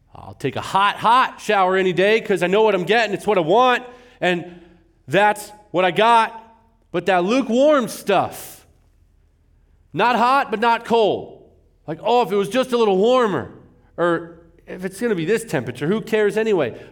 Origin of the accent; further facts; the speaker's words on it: California, United States; moved away as an adult; now in Arizona, United States; I'm a California guy.